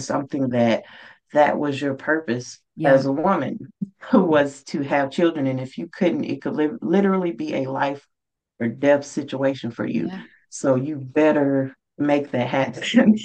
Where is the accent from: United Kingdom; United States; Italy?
United States; Mississippi; moved away; my home state of Mississippi